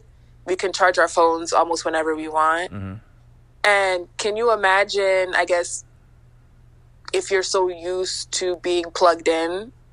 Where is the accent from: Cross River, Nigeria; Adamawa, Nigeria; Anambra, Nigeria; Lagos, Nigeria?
Lagos, Nigeria; born there; I was born in Lagos.